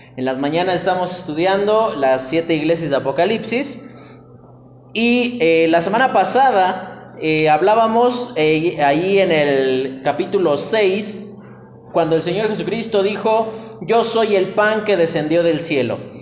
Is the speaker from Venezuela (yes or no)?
no; Mexico; como buen mexicano